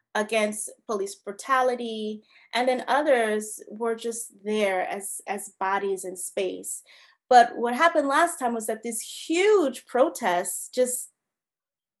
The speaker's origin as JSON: {"language": "English", "region": "Georgia", "country": "United States", "said": "I'm from Georgia"}